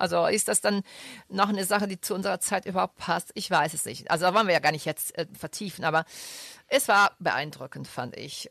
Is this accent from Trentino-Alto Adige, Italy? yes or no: no; Rome, Lazio, Italy; now in Düsseldorf, Germany; ich komme aus Rum